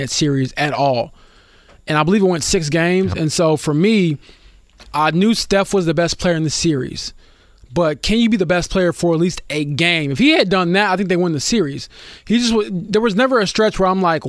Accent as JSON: {"language": "English", "town": "Chicago", "region": "Illinois", "country": "United States", "tie": "born or raised there", "said": "growing up in Chicago"}